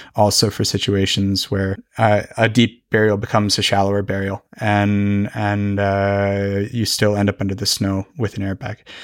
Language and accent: English; Fort Collins, Colorado, United States; moved away as an adult; now in Norway; my hometown, Fort Collins.